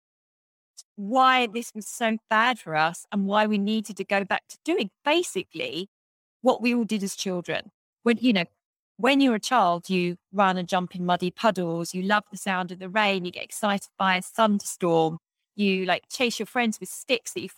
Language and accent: English; England, United Kingdom; moved away as an adult; also born or lived in New York City; this life that I had when I was growing up in England